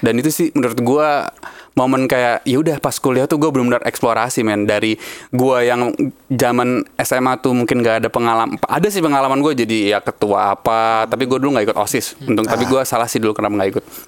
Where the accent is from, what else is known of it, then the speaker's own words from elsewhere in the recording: Bekasi, West Java, Indonesia; gua tuh aslinya Bekasi, men, dulunya